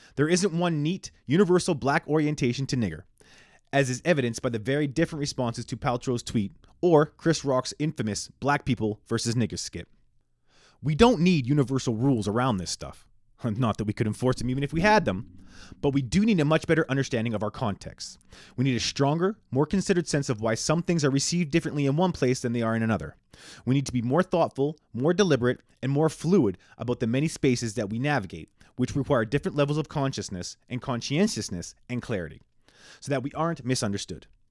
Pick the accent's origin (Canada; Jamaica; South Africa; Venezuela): Canada; I'm born and raised in Canada